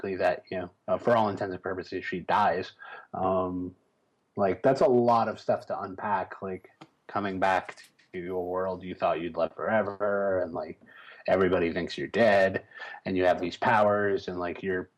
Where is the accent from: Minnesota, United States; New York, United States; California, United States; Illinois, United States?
Illinois, United States; Chicago; I grew up in Chicago.